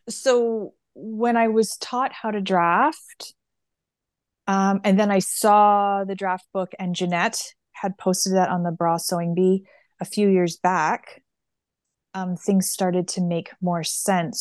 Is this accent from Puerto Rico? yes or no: no; Canada; we're Canadian